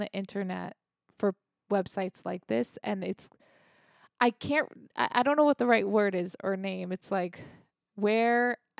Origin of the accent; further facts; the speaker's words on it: United States; We're so American.